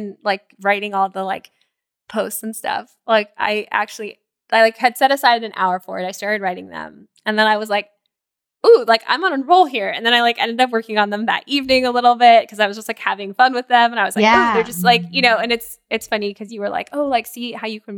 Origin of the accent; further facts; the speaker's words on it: Florida, United States; growing up in Florida